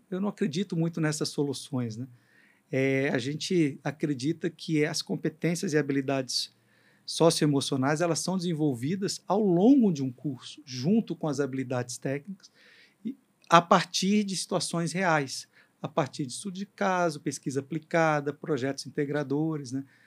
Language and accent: Portuguese; Brazil; a gente, como brasileiro